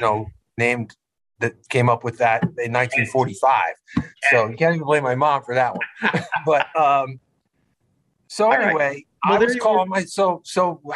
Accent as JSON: {"language": "English", "town": "Wilkes-Barre", "region": "Pennsylvania", "country": "United States", "tie": "born or raised there", "said": "I was born in Wilkes-Barre at General Hospital"}